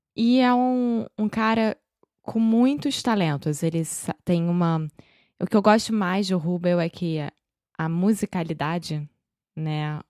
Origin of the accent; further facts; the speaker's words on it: Rio de Janeiro, Brazil; accent: carioca; Eu sou brasileira, carioca do Rio de Janeiro